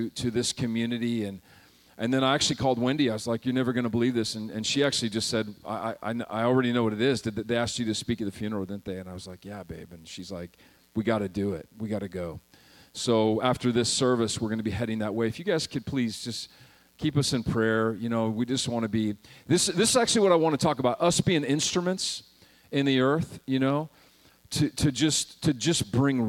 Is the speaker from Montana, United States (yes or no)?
yes; Montana, United States; moved away as an adult; also born or lived in South Carolina; I was raised in Montana